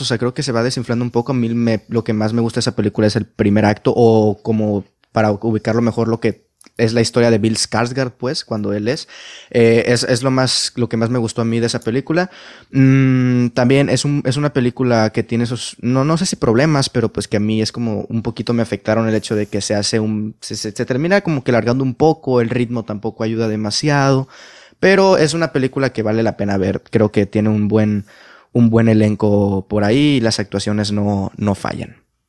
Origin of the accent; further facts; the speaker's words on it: Mexico; mi país, en este caso México